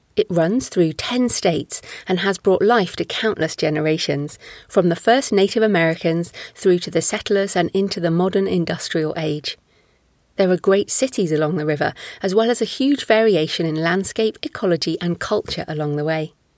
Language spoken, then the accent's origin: English; United Kingdom; I'm British